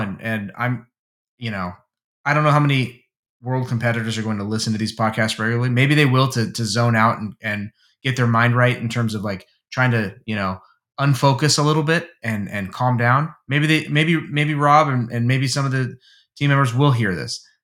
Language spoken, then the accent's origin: English; United States; as an American